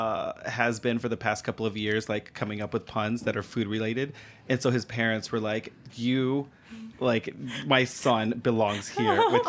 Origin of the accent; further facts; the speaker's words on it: Corpus Christi, Texas, United States; now in Nashville, United States; my hometown of Corpus Christi, Texas, because breakfast tacos are what I grew up on